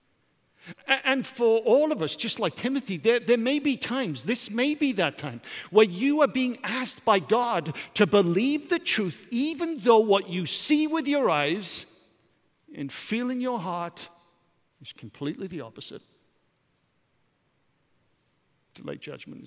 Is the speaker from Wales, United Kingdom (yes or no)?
yes; Wales, United Kingdom; I'm a Welshman.